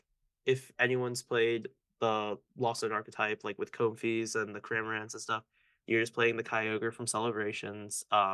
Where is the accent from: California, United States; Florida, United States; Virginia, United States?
Florida, United States; I was always from Florida